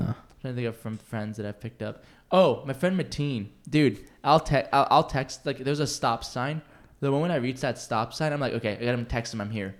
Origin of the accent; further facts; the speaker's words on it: Seattle, Washington, United States; moved away; I'm from Seattle, too